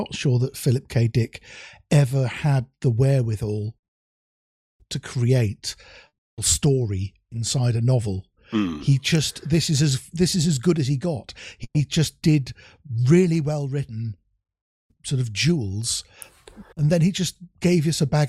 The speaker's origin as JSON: {"language": "English", "country": "Germany", "tie": "born or raised there", "said": "It reminds me of when I was growing up in Germany in the sort of 70s"}